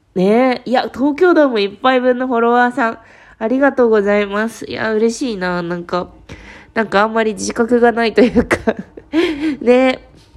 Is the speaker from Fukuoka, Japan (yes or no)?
yes; Fukuoka, Japan; 私そう、地元が福岡なんですけど